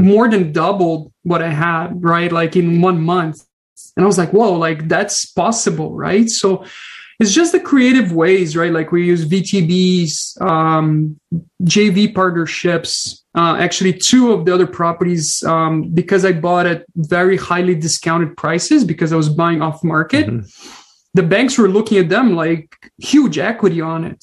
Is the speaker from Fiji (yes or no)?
no; Brazil; moved away as an adult; now in British Columbia, Canada; I'm originally from Brazil came with zero money, zero friends, zero family, and um, really start a brand new life um, after living my whole life in Brazil.